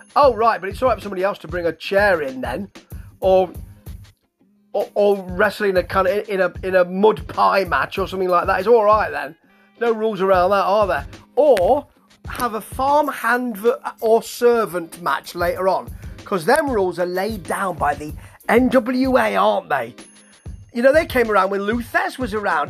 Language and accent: English; United Kingdom; I am British